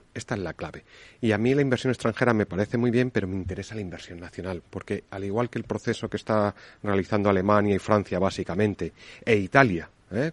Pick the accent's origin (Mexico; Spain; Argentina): Spain; Extremadura; Extremadura, de mi tierra